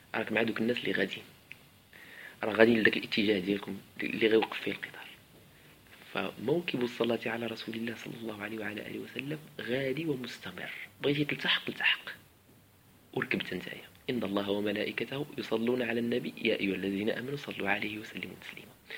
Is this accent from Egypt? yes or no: no; Morocco; عندنا في المغرب